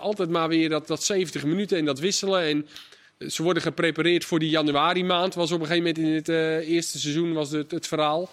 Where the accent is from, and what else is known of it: Netherlands